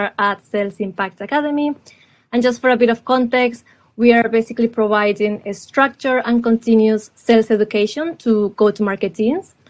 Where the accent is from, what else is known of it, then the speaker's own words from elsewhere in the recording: Colombia; now in London, United Kingdom; I'm from Colombia